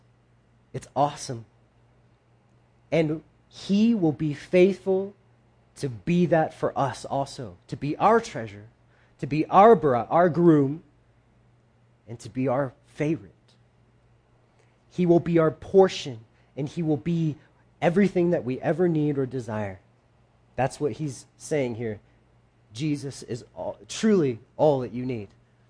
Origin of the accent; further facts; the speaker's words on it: the South, United States; born there; not I was born a Christian because I was born in the South, but I personally know God.